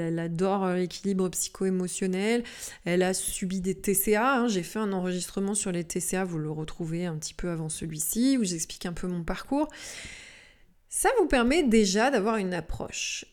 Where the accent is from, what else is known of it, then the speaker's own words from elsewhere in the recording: Lyon, Auvergne-Rhône-Alpes, France; chez nous, par exemple, à Lyon